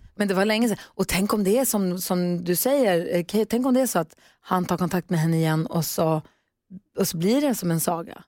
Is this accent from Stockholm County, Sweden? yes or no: no; Luleå, Norrbotten County, Sweden; moved away as an adult; also born or lived in Växjö; inte född i men flyttade till Norrbotten som treåring och är uppvuxen där